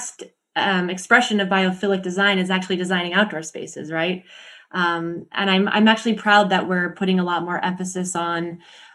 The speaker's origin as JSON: {"language": "English", "region": "Montana", "country": "United States", "said": "So I'm from Montana. I'm from the US"}